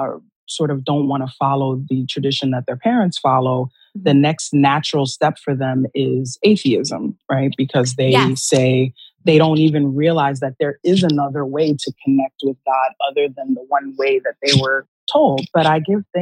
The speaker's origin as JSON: {"language": "English", "town": "New York City", "region": "New York", "country": "United States", "tie": "born or raised there", "said": "growing up in New York City"}